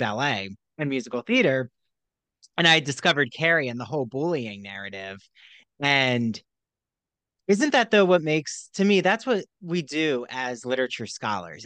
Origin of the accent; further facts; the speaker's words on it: New Jersey, United States; the development I grew up in New Jersey